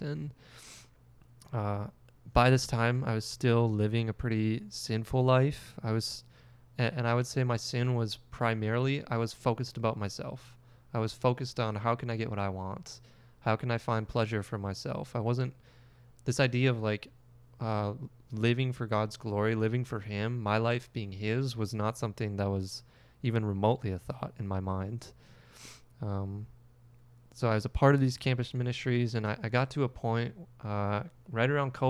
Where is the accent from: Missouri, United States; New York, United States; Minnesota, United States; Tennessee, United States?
Minnesota, United States; Alexandria; I grew up not in Park River, but in Alexandria, Minnesota.